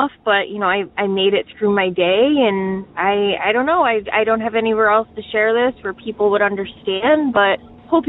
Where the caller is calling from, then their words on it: Detroit, Michigan, United States; I am calling from the Detroit area